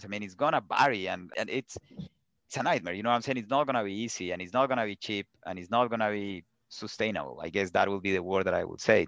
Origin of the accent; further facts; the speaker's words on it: Colombia; English is a second language; moved away; also born or lived in Pittsburgh; I grew up in Colombia